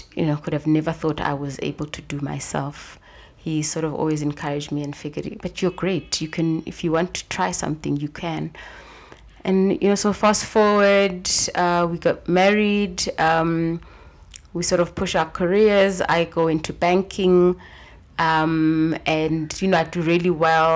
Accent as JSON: {"language": "English", "area": "a small town outside of Johannesburg", "region": "Gauteng", "country": "South Africa", "tie": "born or raised there", "also_born_or_lived": "Nairobi", "said": "I am a South African girl. Mm-hmm. Grew up in a small town outside of Johannesburg"}